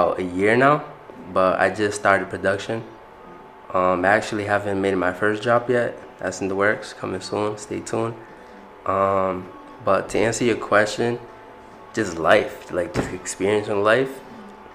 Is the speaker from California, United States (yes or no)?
no; Providence, Rhode Island, United States; I'm from Providence, Rhode Island. I went to Central High